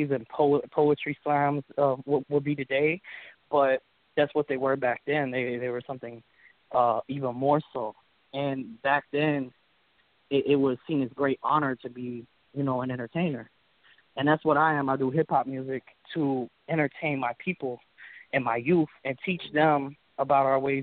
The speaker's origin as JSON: {"language": "English", "town": "Memphis", "region": "Tennessee", "country": "United States", "tie": "born or raised there", "first_language": "English", "said": "English is my first language. I was born in Memphis, Tennessee. I was raised here"}